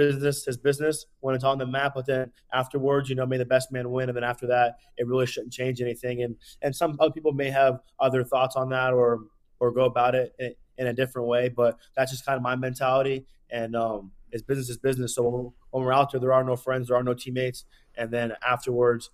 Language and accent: English; Pennsylvania, United States; I'm from Pennsylvania too, so all my family's near around